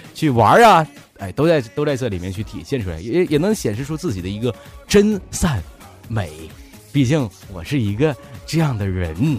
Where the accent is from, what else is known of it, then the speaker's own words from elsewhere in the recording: Northeast China, China; accent: Northeastern; 我是，哎，你听我口音，你听不出来我是哪里人吗？ 东北旮旯的。 对呀，东北这旮瘩的，不是旮旯的。